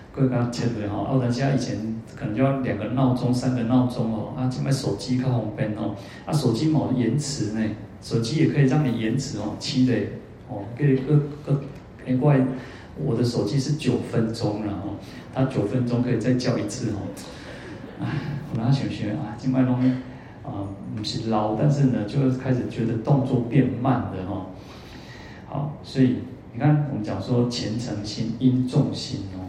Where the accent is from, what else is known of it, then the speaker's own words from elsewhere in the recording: Kaohsiung, Taiwan; moved away as an adult; now in Taipei, Taiwan; 我在高雄太那么久，二十几年哦，从小就在那边二十几年